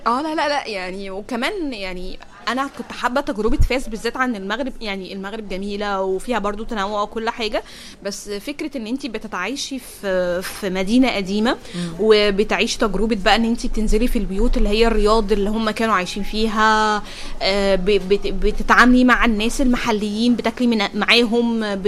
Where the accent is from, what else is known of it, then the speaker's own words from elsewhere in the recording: Egypt; كل ما حد يشوفني بره مصر يقول لي يا بقى بلد عادل امام